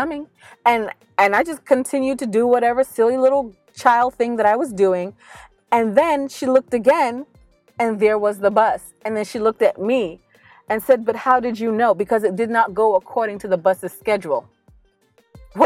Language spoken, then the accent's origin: English; New York, United States; growing up in New York